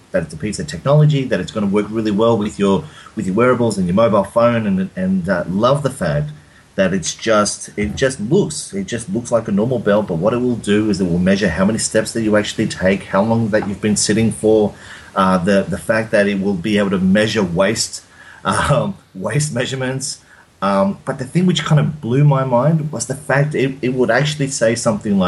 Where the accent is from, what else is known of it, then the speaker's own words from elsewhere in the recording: Sydney, New South Wales, Australia; accent: Aussie; moved away as an adult; I'm from Sydney